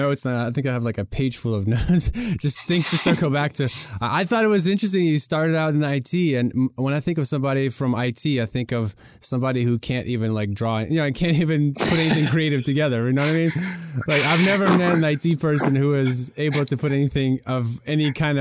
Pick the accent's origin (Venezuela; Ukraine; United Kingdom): Ukraine; now in United States; in Ukraine where I was